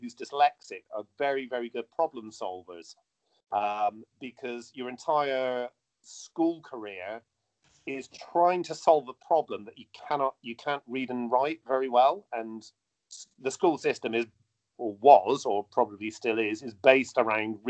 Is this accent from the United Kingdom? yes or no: yes; Bristol, South West England, United Kingdom; Bristol, my hometown